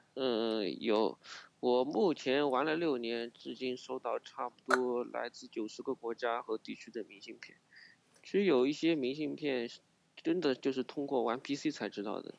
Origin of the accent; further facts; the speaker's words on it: Wuxi, Jiangsu, China; 我是无锡人，呃，八五后。